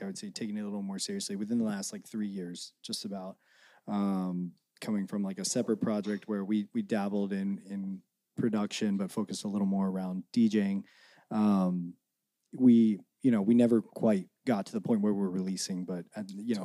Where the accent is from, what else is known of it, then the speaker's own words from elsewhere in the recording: St. Mary's County, Southern Maryland, United States; now in Los Angeles, United States; I grew up in a relatively small area. Everyone calls it Southern Maryland, St. Mary's County specifically